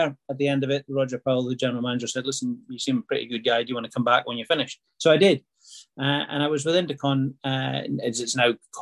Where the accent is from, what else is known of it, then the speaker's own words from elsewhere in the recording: Peterhead, Scotland, United Kingdom; also born or lived in Banchory / Fraserburgh; I lived in room 114 of the Palace Hotel in Peterhead until I was 18 years old